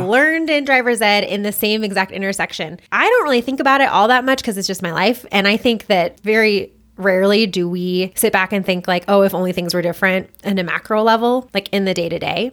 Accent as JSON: {"language": "English", "town": "Boulder", "region": "Colorado", "country": "United States", "tie": "born or raised there", "said": "I was born and raised in Boulder"}